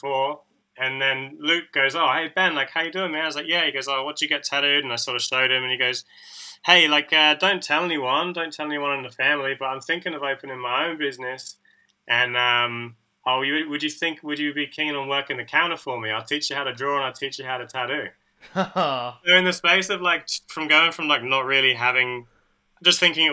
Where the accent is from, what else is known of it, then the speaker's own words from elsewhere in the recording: Taunton, South West England, United Kingdom; moved away as an adult; also born or lived in Perth, Australia; now in Sydney, Australia; I'm from a like small town in the southwest called Taunton